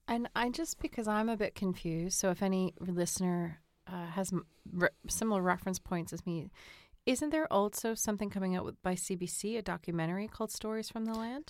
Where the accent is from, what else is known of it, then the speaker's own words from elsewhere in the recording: Boston, Massachusetts, United States; being a Bostonian